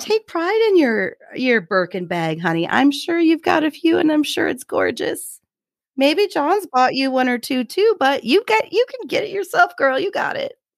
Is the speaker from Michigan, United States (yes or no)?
no; Idaho, United States; we're from Idaho